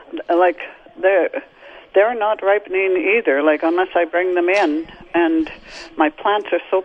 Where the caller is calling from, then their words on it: St. Cloud, Minnesota, United States; I'm calling from St. Cloud.